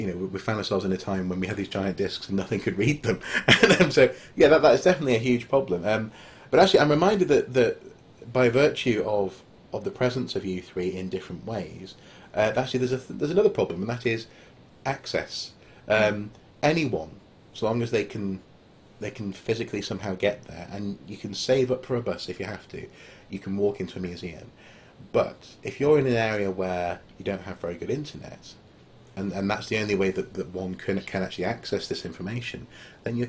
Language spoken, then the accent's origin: English; North Wales, United Kingdom; I grew up in North Wales, famously very patchy internet